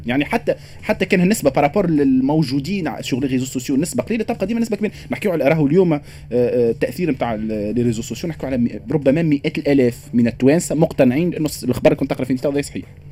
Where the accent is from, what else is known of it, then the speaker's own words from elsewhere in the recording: Tunisia; عندنا في تونس